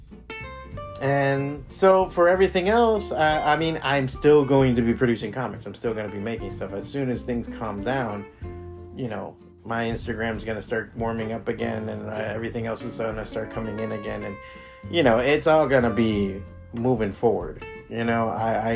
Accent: Miami, Florida, United States; moved away as an adult; this is my hometown. This is where I grew up.

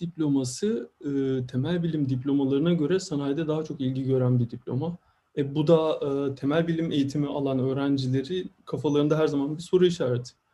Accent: İzmir, Turkey; moved away as an adult; also born or lived in Eskişehir, Turkey / Stuttgart, Germany; now in New York, United States; ben de İzmirliyim, Karşıyaka'lıyım

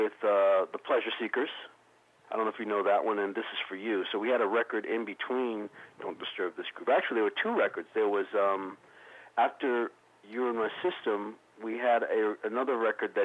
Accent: New York, United States; also born or lived in Raleigh, North Carolina; growing up in New York

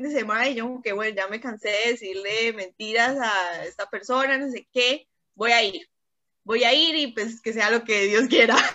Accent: Cúcuta, Norte de Santander, Colombia; moved away as an adult; now in Bucaramanga, Colombia; yo estaba en Cúcuta, que es mi ciudad natal, ahora vivo en Bucaramanga, que estamos a seis horas

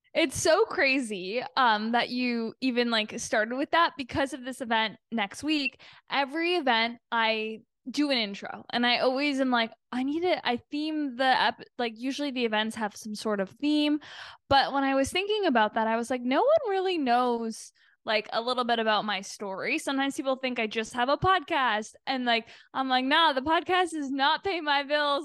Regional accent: Canada; moved away as an adult; now in Los Angeles, United States; being Canadian

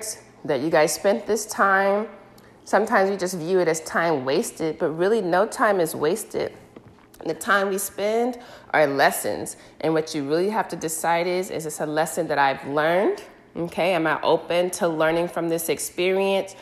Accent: United States; I'm African American

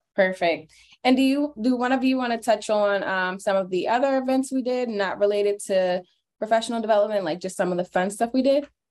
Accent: Williamstown, New Jersey, United States; I am from Williamstown, New Jersey.

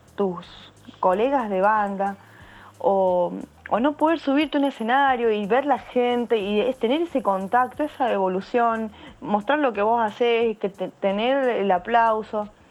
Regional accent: San Juan, Argentina; yo soy de la provincia de San Juan, eso está ubicado en la región de Cuyo, en, Argentina.

